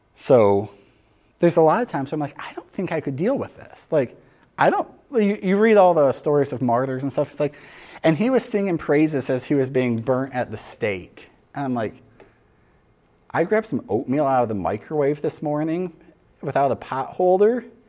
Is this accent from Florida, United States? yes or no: no; Michigan, United States; born and raised in Michigan, like I am